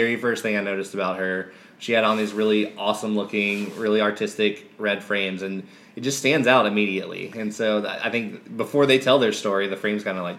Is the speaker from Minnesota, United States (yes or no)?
no; Memphis, Tennessee, United States; I grew up here in Memphis.